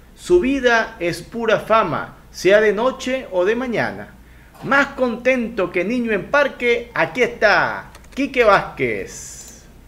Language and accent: Spanish; Venezuela; now in Guayaquil, Ecuador; yo soy venezolano, pero vivo en Ecuador, vivo en Guayaquil